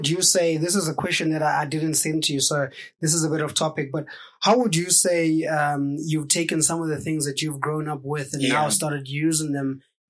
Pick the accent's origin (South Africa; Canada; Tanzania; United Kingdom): South Africa; So as a South African creator